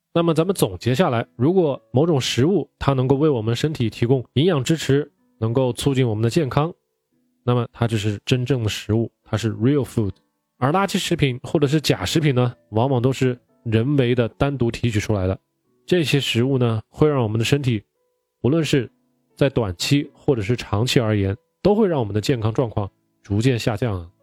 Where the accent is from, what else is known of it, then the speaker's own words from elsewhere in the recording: China; 我们中国人最喜欢吃的酱油啊、醋啊